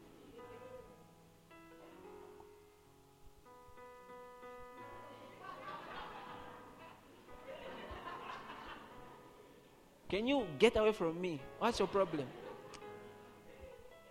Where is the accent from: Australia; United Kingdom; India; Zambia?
Zambia; Kasama, Northern Province; moved away; I was from Kasama